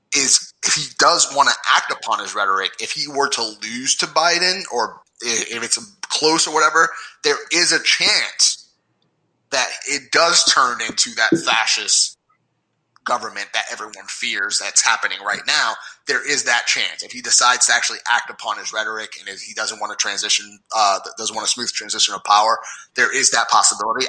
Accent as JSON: {"language": "English", "region": "New York", "country": "United States", "said": "I'm from New York"}